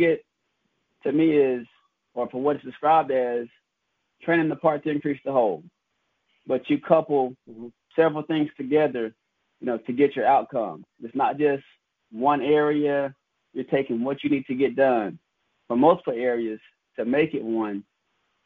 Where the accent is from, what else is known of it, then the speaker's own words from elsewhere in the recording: Shreveport, Louisiana, United States; moved away as an adult; also born or lived in Lafayette, Louisiana / Tennessee; now in Jackson, United States; growing up in Shreveport, Louisiana